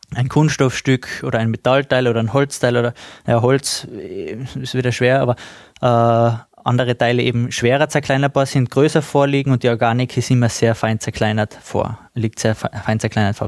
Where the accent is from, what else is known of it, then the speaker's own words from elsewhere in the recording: Austria; bei uns in Österreich